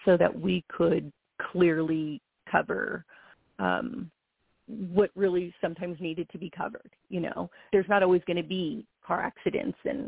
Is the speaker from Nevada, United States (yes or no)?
no; Los Angeles, California, United States; I'm originally from Los Angeles